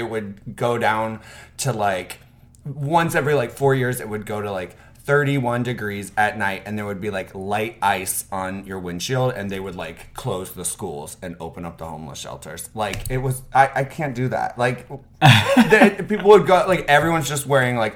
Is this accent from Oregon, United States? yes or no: no; Fort Pierce, Florida, United States; moved away as an adult; now in Chicago, United States; I'm from Fort Pierce, Florida